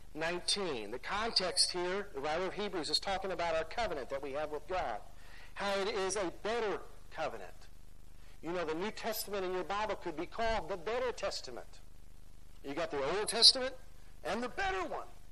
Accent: United States; as American Christians

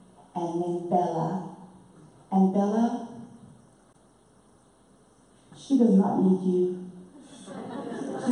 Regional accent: Harare, Zimbabwe; accent: British; moved away; born and raised in a city called Salisbury, and this is in the southern part of Africa, just above South Africa.

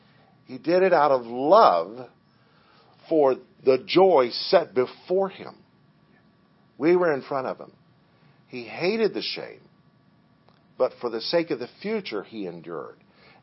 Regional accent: Liberia; When I was a kid, I grew up in Liberia on the mission field

